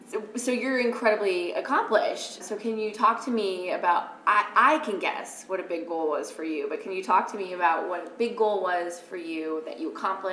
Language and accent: English; Minnesota, United States; I am from Minnesota